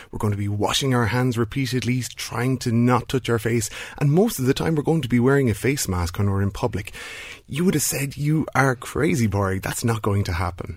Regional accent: Ireland; a country like Ireland, where we all identify as being Irish

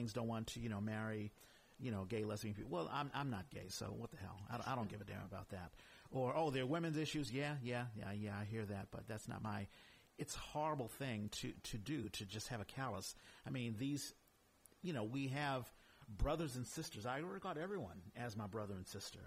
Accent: Washington, District of Columbia, United States; I grew up in Washington, D.C.

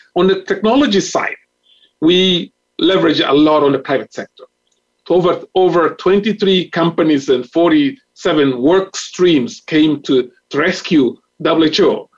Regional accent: Mozambique; I am from Mozambique

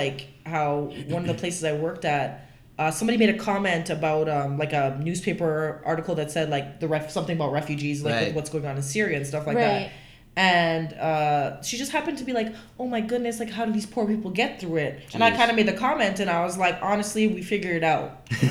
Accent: Bosnia & Herzegovina; now in Canada; I am through and through Bosnian.

